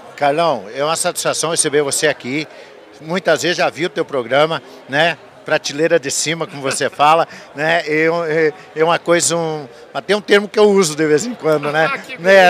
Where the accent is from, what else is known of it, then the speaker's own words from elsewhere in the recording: Missões, Rio Grande do Sul, Brazil; now in Bahia, Brazil; nós somos do Rio Grande do Sul, né? É, das missões do Rio Grande do Sul